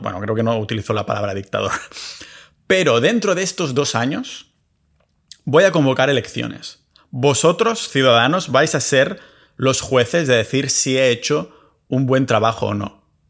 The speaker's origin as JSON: {"language": "Spanish", "country": "Spain", "moved": "as an adult", "said": "me fui de España hace unos años a ser residente fiscal en otros sitios"}